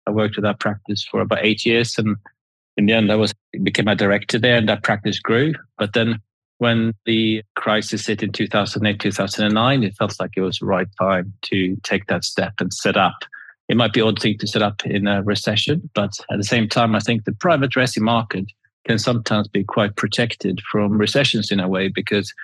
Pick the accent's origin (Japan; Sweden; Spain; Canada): Sweden; now in New Forest, United Kingdom; I grew up in Sweden.